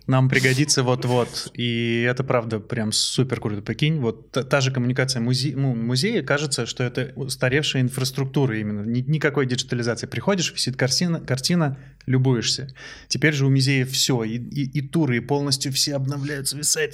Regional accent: Transbaikalia, Zabaykalsky Krai, Russia; когда я жил в детстве в Забайкале

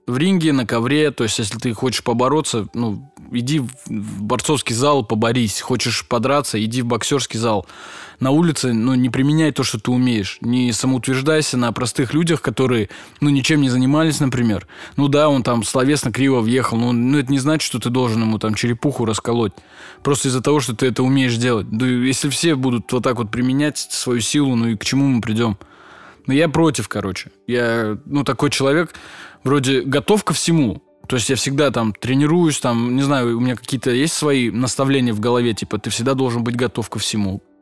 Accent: Russia; Я говорю, брат, нет, я татарин

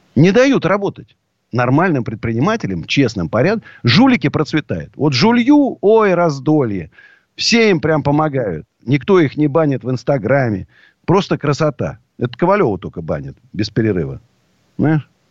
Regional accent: Russia; also born or lived in Moscow; я уже врос корнями так в Россию, меня уже не выдернуть

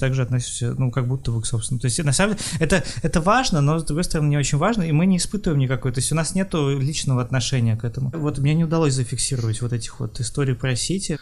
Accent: Kharkiv, Kharkiv Oblast, Ukraine; я из Харькова

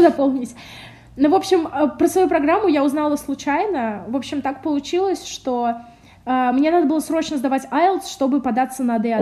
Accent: Samara, Samara Oblast, Russia; moved away as an adult; я вообще из Самары сама

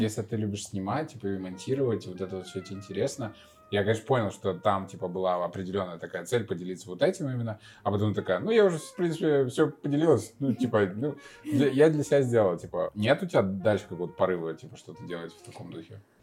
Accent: Chuvashia, Russia; now in Kazakhstan; я из Чувашской республики

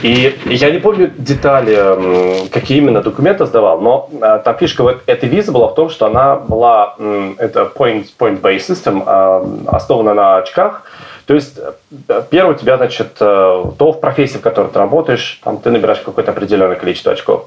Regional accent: Obninsk, Kaluga Oblast, Russia; moved away as an adult; also born or lived in Moscow; now in London, United Kingdom; Я вырос в Обнинске в, в маленьком э, в, в общежитии и лет 20 там прожил

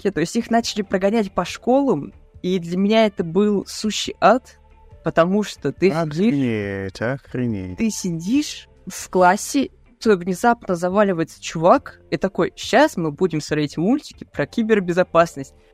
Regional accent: Ryazan, Ryazan Oblast, Russia; Меня позвали в Рязанскую газету, то есть я жил в Рязани, то есть это мой родной город.

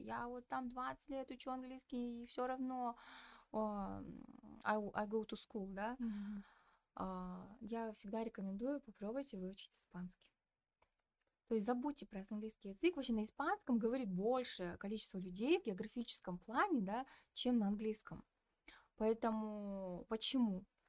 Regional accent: Petropavl, North Kazakhstan Region, Kazakhstan; Я разговариваю на русском, потому что я из Петропавловска

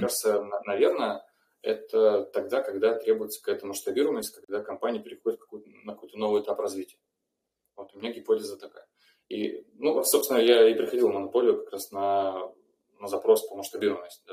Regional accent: Rostov-on-Don, Rostov Oblast, Russia; я из Ростова

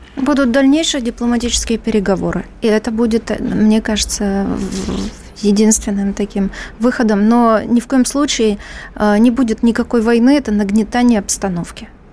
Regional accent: Donbas, Ukraine; now in Moscow, Russia; Я родилась на Донбассе

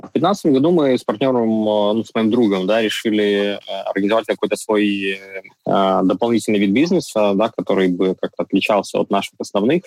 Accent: Donetsk, Donetsk Oblast, Ukraine; moved away as an adult; now in Kyiv, Ukraine; Я сам родился и вырос в Донецке. С 14 года а, я живу в Киеве.

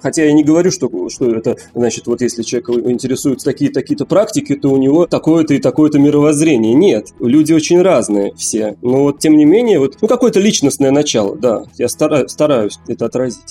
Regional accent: Moscow, Russia; moved away as an adult; now in Haifa, Israel; Живу в Хайфе. Это такой город на севере Израиля. Последние три года уже здесь живу, а родился в Москве

